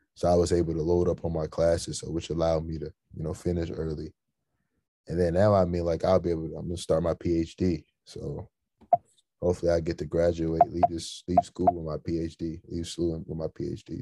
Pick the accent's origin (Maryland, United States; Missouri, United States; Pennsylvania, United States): Missouri, United States; hometown between Memphis and St. Louis; my hometown in the middle of Memphis and St. Louis